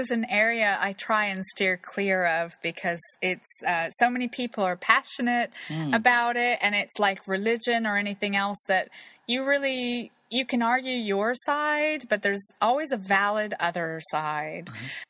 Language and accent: English; Kansas City, Missouri, United States; So I went bouncing up to them. Oh my God, I'm from Kansas City.